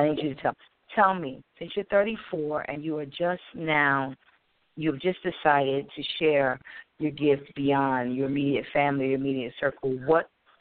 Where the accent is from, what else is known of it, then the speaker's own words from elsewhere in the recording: Wilmington, Delaware, United States; I'm from Wilmington, Delaware.